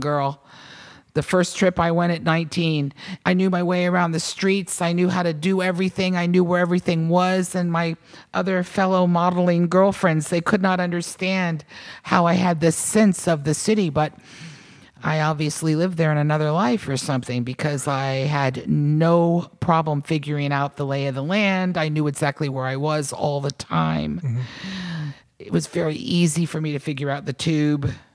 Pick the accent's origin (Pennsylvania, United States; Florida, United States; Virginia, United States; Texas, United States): Virginia, United States; moved away; also born or lived in New York / Portland, Maine / Nashville; I was born and raised in Virginia, summers in North Carolina